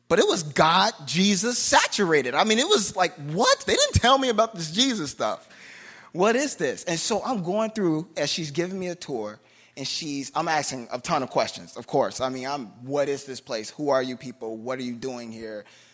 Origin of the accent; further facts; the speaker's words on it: Chicago, Illinois, United States; I grew up in Cabrini Green. I was in a gang by the time I was in eighth grade.